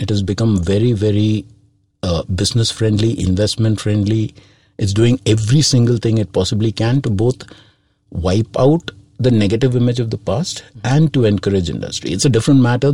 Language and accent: English; Kerala, India; I am born and brought up in Kerala